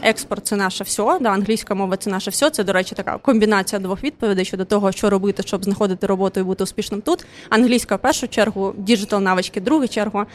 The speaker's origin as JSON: {"language": "Ukrainian", "town": "Odesa", "region": "Odesa Oblast", "country": "Ukraine", "first_language": "Russian", "second_language": "Ukrainian", "said": "Я сама з Одеси"}